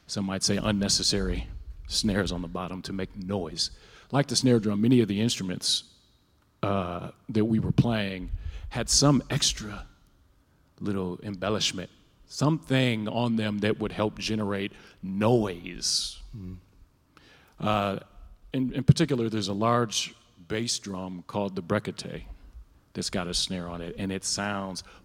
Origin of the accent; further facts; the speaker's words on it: Minneapolis, Minnesota, United States; I'm from North Minneapolis. Uh, I'm 45